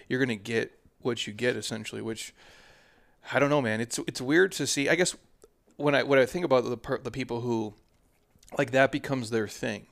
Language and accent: English; Minnesota, United States; I'm from Minnesota